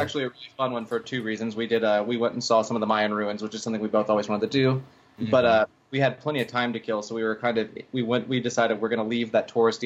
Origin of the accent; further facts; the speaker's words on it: Texarkana, Texas, United States; moved away; I'm from Texarkana, which is like the most far east northeast corner of Texas